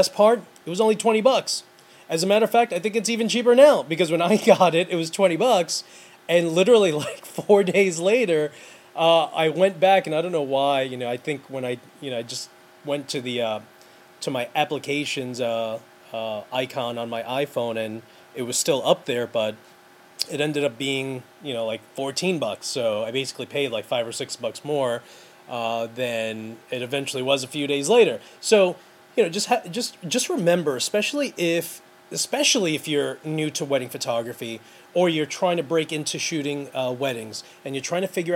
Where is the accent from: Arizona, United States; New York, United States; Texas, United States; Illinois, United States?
New York, United States; New York City; I grew up in New York City.